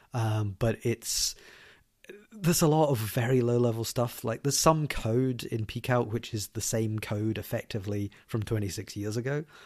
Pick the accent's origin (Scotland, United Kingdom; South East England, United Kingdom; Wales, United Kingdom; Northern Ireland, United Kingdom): Scotland, United Kingdom; Glasgow; Scotland. That's where I'm from. I'm from Glasgow